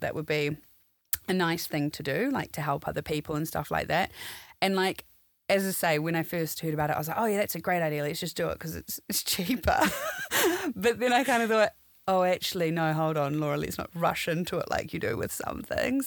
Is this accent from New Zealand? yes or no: yes; New Zealand; moved away as an adult; now in London, United Kingdom; I'm from New Zealand. Um, originally, I've been in London for ten years now